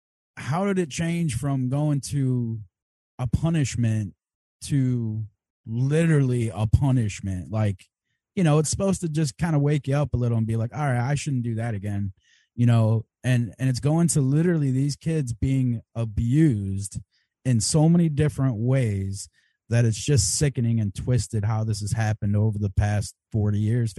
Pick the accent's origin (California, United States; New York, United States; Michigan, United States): Michigan, United States; Detroit; we grew up in Detroit. We went to a Catholic school.